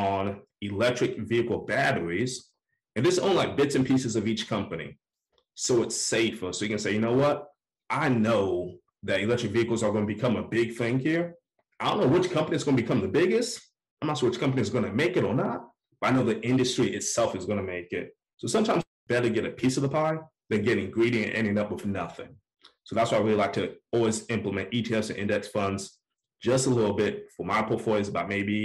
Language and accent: English; Orlando, Florida, United States; now in Atlanta, United States; I'm from Orlando